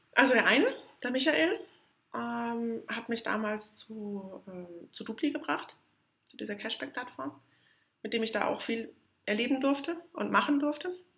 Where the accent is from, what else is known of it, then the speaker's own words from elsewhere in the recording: near Munich, Bavaria, Germany; Ich bin in der Nähe von München aufgewachsen